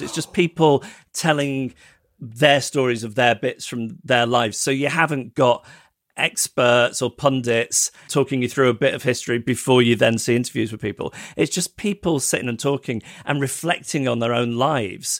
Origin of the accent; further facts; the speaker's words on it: United Kingdom; as a British person